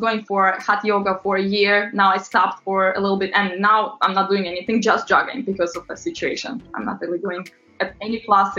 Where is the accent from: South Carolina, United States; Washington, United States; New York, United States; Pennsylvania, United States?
New York, United States; but whenever I would be on my own, because I'm from New York, I want to walk.